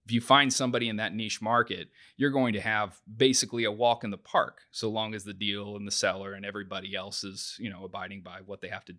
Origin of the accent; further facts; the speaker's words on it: New Castle, Indiana, United States; I grew up in Newcastle, Indiana, ended up going to Purdue